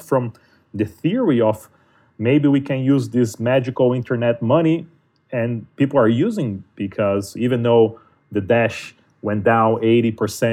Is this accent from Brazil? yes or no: yes; Brazil; now in United States; I speak Portuguese, I'm from Brazil